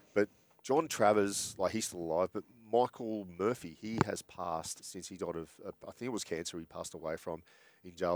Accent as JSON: {"language": "English", "town": "Sydney", "region": "New South Wales", "country": "Australia", "tie": "born or raised there", "said": "I grew up in Bondi"}